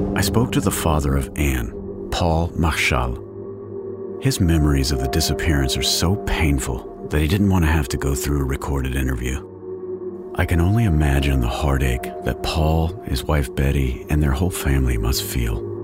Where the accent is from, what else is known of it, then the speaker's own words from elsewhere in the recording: Texas, United States; moved away; I'm originally from Texas, where you can drive for two straight days without much of a change in culture or scenery